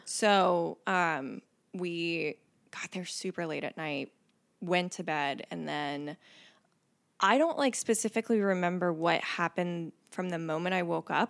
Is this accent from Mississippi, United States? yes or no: yes; Mississippi Gulf Coast, United States; moved away as an adult; also born or lived in Kentucky; now in Cincinnati, United States; I grew up in Mississippi